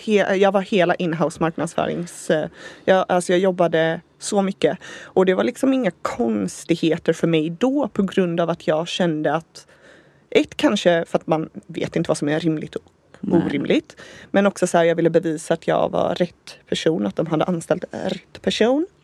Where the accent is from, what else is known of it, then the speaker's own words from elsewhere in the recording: Gothenburg, Västra Götaland, Sweden; also born or lived in San Diego, United States; Vi är ju båda från Göteborg